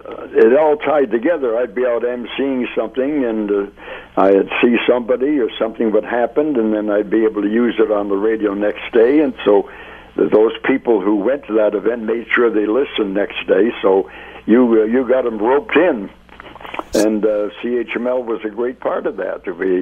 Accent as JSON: {"language": "English", "town": "Hamilton", "region": "Ontario", "country": "Canada", "tie": "born or raised there", "said": "I was born and raised in Hamilton, so I could stay involved in Hamilton things"}